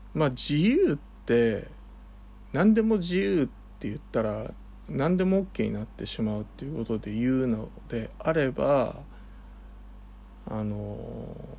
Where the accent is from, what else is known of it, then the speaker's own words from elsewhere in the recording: Kanto, Japan; 僕はあの関東生まれなので。で関東育ち